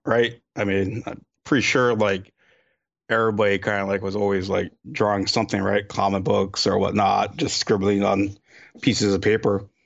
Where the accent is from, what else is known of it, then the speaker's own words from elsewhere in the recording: Hawaii, United States; moved away; I was born in Hawaii